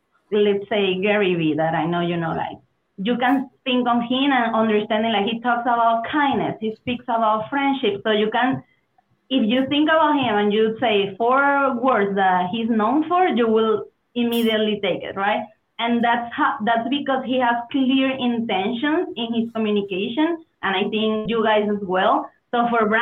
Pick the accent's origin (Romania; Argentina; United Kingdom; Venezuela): Venezuela; English is a second language; moved away as an adult; also born or lived in Germany / Mexico / Spain / United States; I'm originally from Venezuela